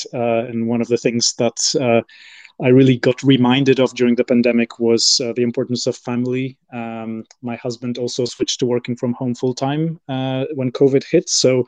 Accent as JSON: {"language": "English", "country": "Poland", "tie": "born there", "also_born_or_lived": "UAE / Bahrain / France / United States", "said": "I was born in Poland and I've lived there. I've also lived in the UAE, Bahrain. I did part of my degree in France and I then worked in the US and the UK."}